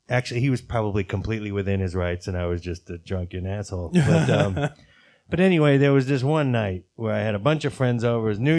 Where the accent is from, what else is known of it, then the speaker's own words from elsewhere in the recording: New York City, New York, United States; I grew up in Greenwich Village